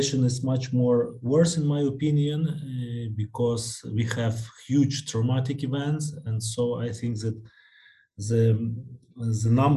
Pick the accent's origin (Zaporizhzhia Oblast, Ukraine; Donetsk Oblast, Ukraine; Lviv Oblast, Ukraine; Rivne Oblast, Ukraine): Lviv Oblast, Ukraine; Lviv; I'm a psychiatrist from Lviv.